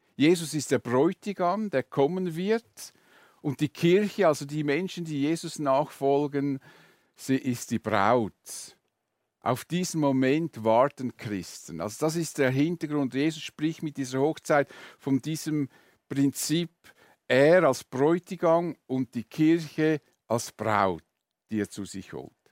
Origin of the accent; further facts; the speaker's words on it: Switzerland; bei uns in der Schweiz